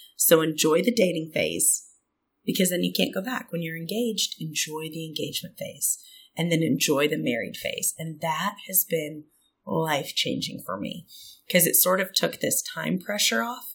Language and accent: English; South Dakota and Minnesota, Midwest, United States; moved away; also born or lived in Auburn, Alabama / Atlanta, Georgia; I'm originally from the Midwest. I grew up in South Dakota and Minnesota, but I've been in the South since 2002.